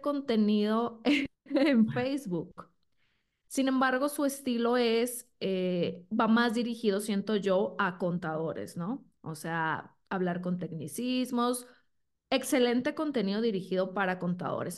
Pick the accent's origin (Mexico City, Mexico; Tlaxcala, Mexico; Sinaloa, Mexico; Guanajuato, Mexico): Sinaloa, Mexico; moved away as an adult; now in Guadalajara, Mexico; soy de Sinaloa, entonces ahí estuve cinco años, luego me vine a Guadalajara